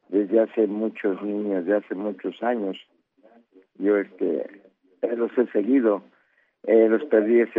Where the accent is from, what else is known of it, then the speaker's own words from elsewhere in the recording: Mexico City, Mexico; now in Chimalhuacán, Mexico; yo soy de Ixtapalapa.